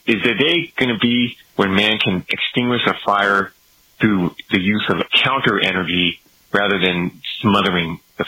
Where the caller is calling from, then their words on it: Atlanta, Georgia, United States; from Atlanta, Georgia, and I listen on TalkStream Live.